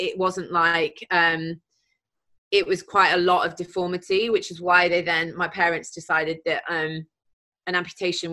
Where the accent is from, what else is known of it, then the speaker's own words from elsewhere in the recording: Mansfield, East Midlands, United Kingdom; growing up in Mansfield, I mean, it was fine, you know, it was just a normal upbringing